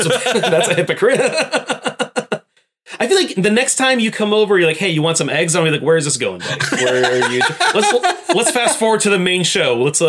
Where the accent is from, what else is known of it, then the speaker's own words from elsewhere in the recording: Florida, United States; I'm from Florida.